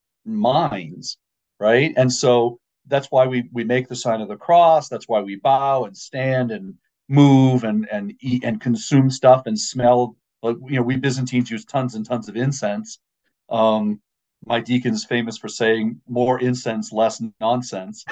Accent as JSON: {"language": "English", "region": "Maine", "country": "United States", "tie": "born or raised there", "said": "I grew up in Maine."}